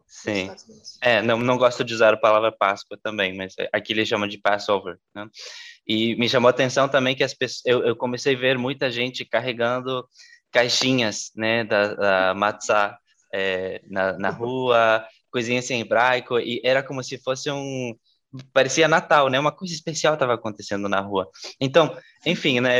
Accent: La Paz, Bolivia; moved away; eu, eu, nasci na Bolívia

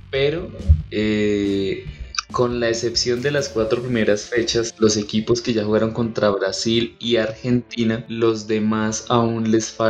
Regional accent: Colombia

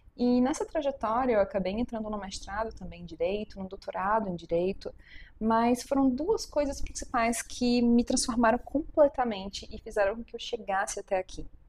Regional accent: Natal, Rio Grande do Norte, Brazil; moved away as an adult; now in Belo Horizonte, Brazil; Eu sou potiguar, nascida em Natal, mas hoje eu moro em Belo Horizonte, na terra das alterosas

